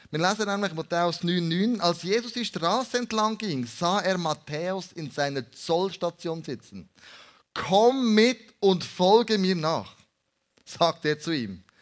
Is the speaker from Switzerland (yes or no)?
yes; Switzerland; dass wir als Schweizer zusammen essen, Leben teilen und aufeinander hören